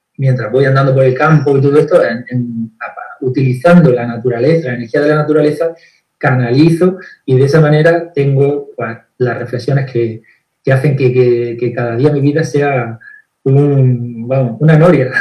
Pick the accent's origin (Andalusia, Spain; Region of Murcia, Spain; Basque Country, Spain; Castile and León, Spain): Andalusia, Spain; Granada; moved away as an adult; now in Estepona, Spain; yo soy de aquí de España. Eh, vivo en Andalucía, dentro de España, en Andalucía, y en Andalucía, bueno, eh, nací en Granada